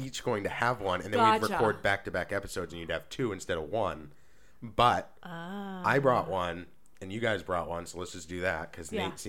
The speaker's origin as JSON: {"language": "English", "region": "Maine", "country": "United States", "tie": "born or raised there", "said": "So I brought today a story from the great state of Maine, which is my home state. So, or where I grew up, at least, and where this guy grew up."}